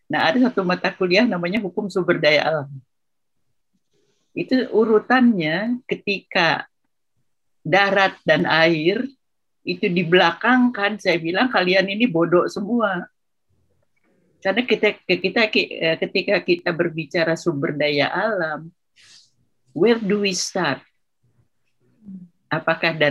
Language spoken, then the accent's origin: Indonesian; West Java, Indonesia; kalau saya orang Sunda ya, tanah air itu kata orang Sunda itu lemah cai.